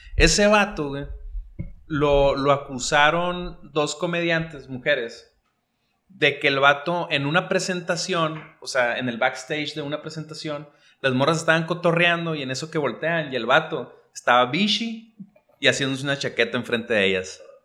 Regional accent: Mexico; los mexicanos somos más sensatos

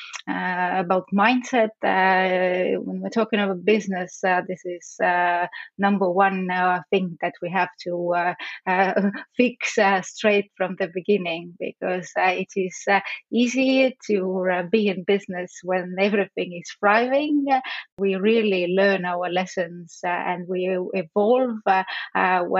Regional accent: Estonia; I come from Estonia

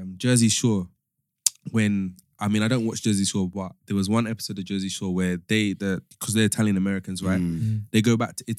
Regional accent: London, United Kingdom; I'll say that I'm from London.

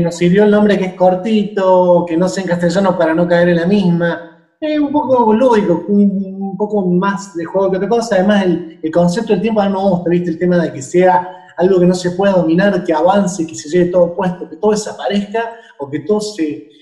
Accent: Córdoba, Argentina; now in Buenos Aires, Argentina; no soy de Buenos Aires, si me notó un acento porque soy de Córdoba Capital, que es una provincia

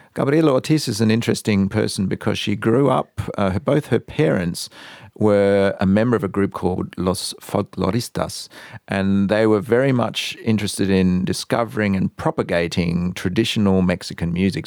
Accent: Adelaide, South Australia, Australia; accent: Australian; moved away as an adult; also born or lived in Canada; now in Berlin, Germany; as soon as I was born, the family, uh, moved to Adelaide. So I can only remember growing up in Adelaide

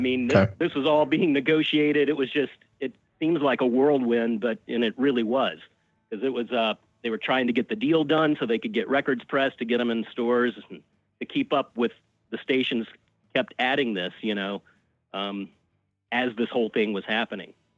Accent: Birmingham, Alabama, United States; moved away as an adult; also born or lived in Tampa, Florida / New York City; I grew up in Birmingham, Alabama, and went to school at the University of Alabama

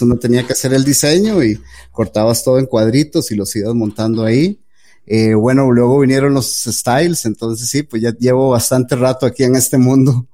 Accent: Costa Rica; soy de Costa Rica, eh, vivo en Costa Rica

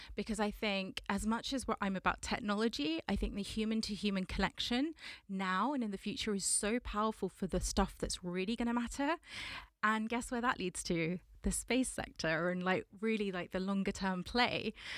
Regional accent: London, United Kingdom; I am a Londoner, born and raised from Southwest London

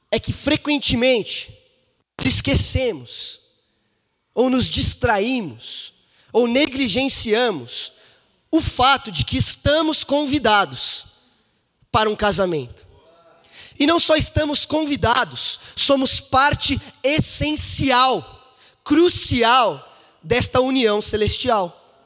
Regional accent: São Paulo, Brazil; now in Belo Horizonte, Brazil; esse aqui é o meu berço, é de onde vim

